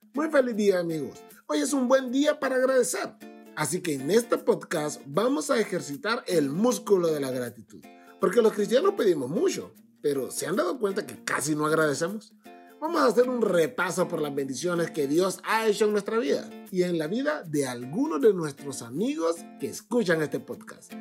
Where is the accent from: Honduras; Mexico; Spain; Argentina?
Honduras; Tegucigalpa, Francisco Morazán; Soy de Teucigalpa, Honduras